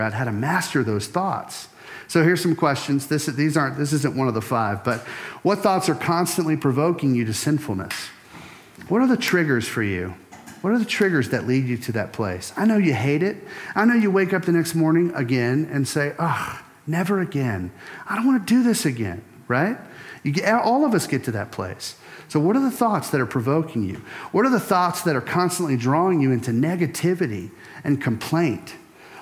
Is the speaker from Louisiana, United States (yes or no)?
yes; Louisiana, United States; I grew up in Louisiana.